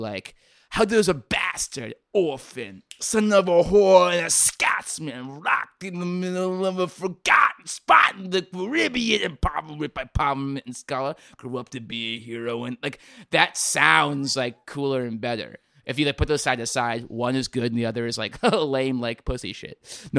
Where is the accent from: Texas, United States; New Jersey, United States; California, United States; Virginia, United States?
Virginia, United States; I grew up in Virginia.